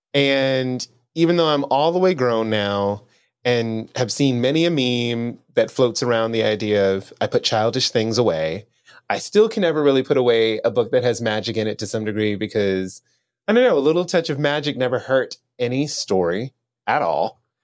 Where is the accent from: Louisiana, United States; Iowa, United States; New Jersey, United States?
Louisiana, United States; moved away as an adult; also born or lived in New Orleans, Louisiana; now in Austin, United States; I'm from Louisiana in general but I've spent the past five years living in New Orleans